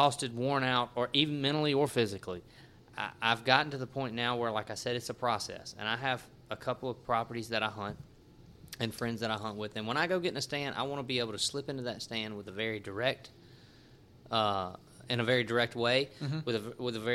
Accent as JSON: {"language": "English", "town": "Natchez", "region": "Mississippi", "country": "United States", "tie": "born or raised there", "also_born_or_lived": "Clinton, Louisiana", "moved": "yes", "said": "I grew up in Natchez"}